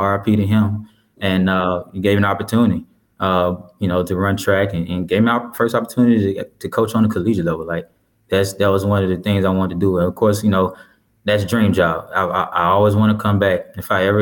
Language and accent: English; Lorman, Mississippi, United States; moved away; I grew up there, so you know, that's home